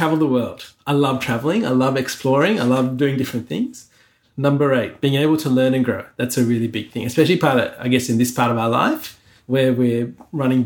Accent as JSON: {"language": "English", "country": "Sri Lanka", "tie": "born or raised there", "moved": "yes", "lives_now": "Australia", "said": "I was born in Sri Lanka, right? I grew up there in a time there was civil war"}